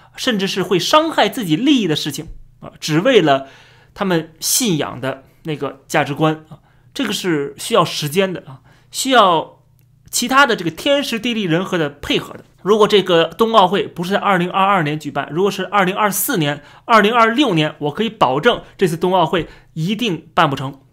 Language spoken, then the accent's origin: Chinese; Beijing, China; 我作为北京人